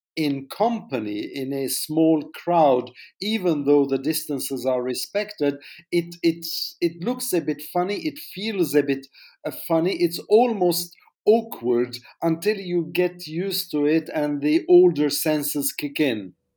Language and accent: English; France; moved away; also born or lived in Jordan; I was born there many decades ago